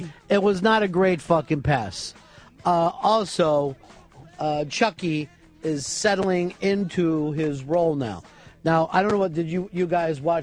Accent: United States; As an American

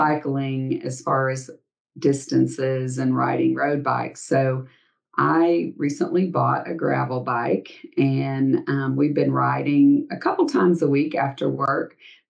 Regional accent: South Dakota, United States; born there; So as I mentioned, I was born in South Dakota

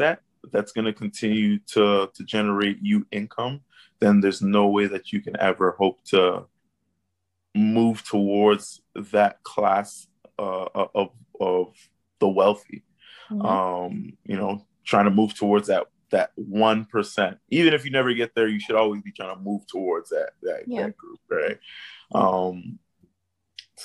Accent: Canada; my upbringing as a poor person of color, I think, growing up in Canada

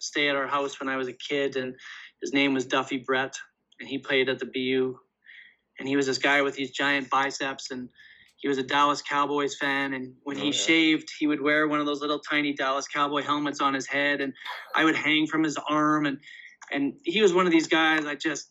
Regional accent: Canada; I'm from Canada

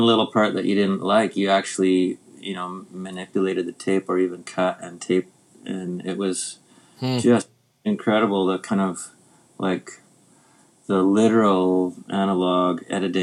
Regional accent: Winnipeg, Manitoba, Canada; now in Vernon, Canada; growing up in Winnipeg

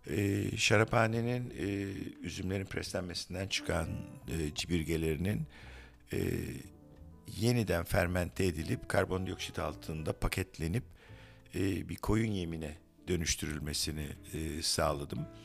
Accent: Istanbul, Turkey; Evet ben adaya gelip bağlandım. Ben İstanbulluyum hala adalıların deyişiyle ama oğlan gerçek bir adalı çünkü orada doğdu.

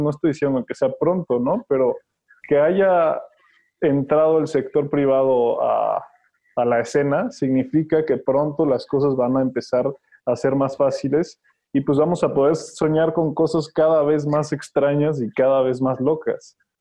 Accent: Mexico; como mexicanos y como raza

